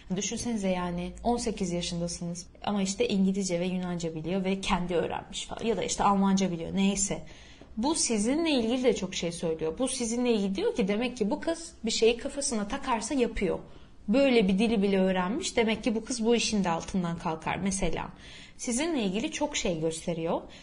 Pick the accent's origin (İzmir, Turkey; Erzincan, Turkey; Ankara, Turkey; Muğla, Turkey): İzmir, Turkey; first language Turkish; Türk'üm ben İzmir'den geldim